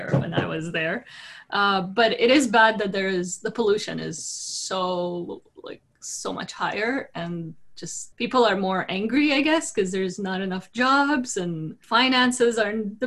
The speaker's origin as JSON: {"language": "English", "country": "Jordan", "tie": "born or raised there", "also_born_or_lived": "Toronto, Canada", "moved": "yes", "said": "I was born and raised in Jordan"}